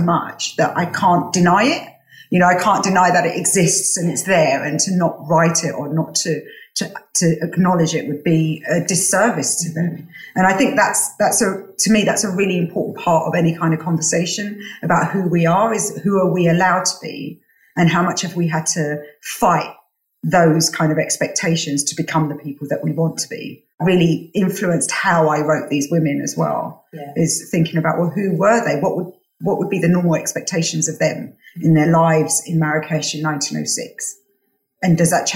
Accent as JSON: {"language": "English", "country": "United Kingdom", "also_born_or_lived": "Morocco", "said": "as a British woman, as a Moroccan woman"}